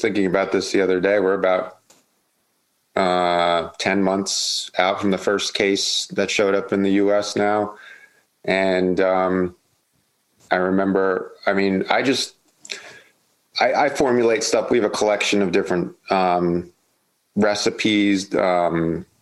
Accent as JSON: {"language": "English", "town": "Asbury Park", "region": "New Jersey", "country": "United States", "moved": "as an adult", "lives_now": "Baltimore, United States", "said": "I'm originally from New Jersey, from a town called Asbury Park on the shore in Jersey. I moved here actually, like I mentioned earlier, getting sober when I was like 21"}